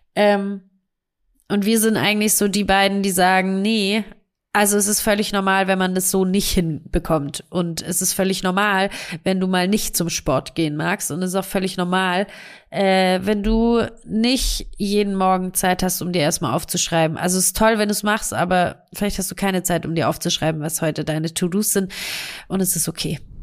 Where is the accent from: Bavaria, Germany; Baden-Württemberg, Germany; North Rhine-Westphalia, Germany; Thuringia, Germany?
Baden-Württemberg, Germany; Stuttgart; accent: Swabian; dass wir aus Stuttgart kommen beide. Das heißt, wir sind Schwaber und ähm, versuchen unseren schwäbischen Dialekt zu unterdrücken